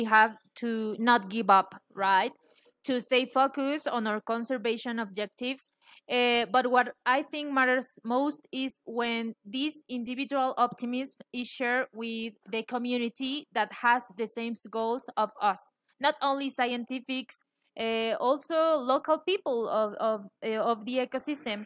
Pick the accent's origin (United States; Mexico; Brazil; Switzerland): Mexico; Mexico City; I'm from Mexico City.